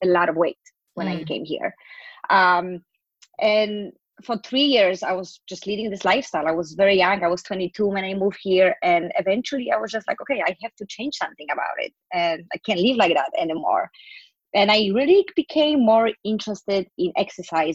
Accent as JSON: {"language": "English", "country": "Poland", "moved": "as an adult", "lives_now": "New York City, United States", "said": "I am originally from Poland, but I moved to New York City 10 years ago"}